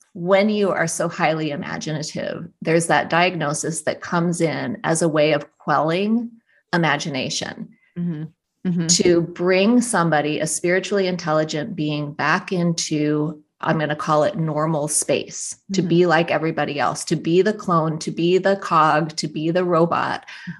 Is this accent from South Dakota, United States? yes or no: yes; South Dakota, United States; my family had a very, very rustic cabin in the Black Hills where I grew up in South Dakota